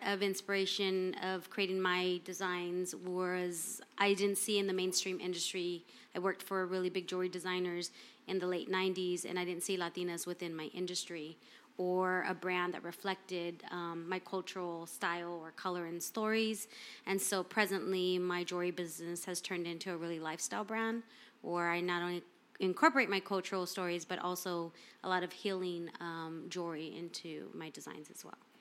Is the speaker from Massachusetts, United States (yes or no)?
no; Los Angeles, California, United States; I'm also from South Central, Pico Union